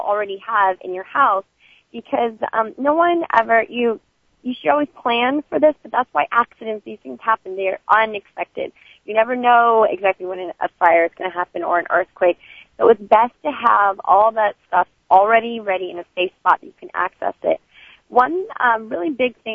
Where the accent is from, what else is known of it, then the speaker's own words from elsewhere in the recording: California, United States; growing up in California